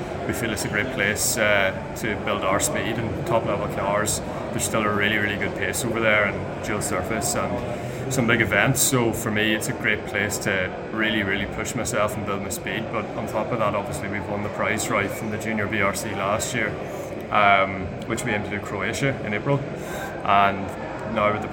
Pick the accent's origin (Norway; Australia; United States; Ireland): Ireland; growing up in Ireland